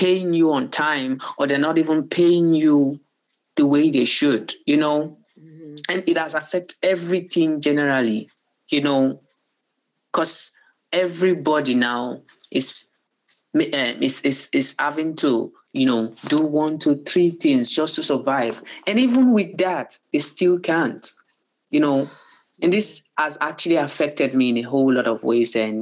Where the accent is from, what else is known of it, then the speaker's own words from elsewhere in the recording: Nigeria; being a Nigerian comes with it's hectic, you know, dealings